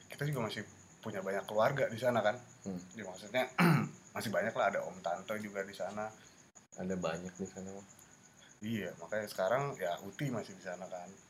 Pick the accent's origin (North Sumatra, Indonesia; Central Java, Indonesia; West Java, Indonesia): West Java, Indonesia; Bandung; also born or lived in Palembang; gua kebetulan lahir di Palembang hanya lahir hanya lahir numpang lahir aja Abis itu pindah ke Bandung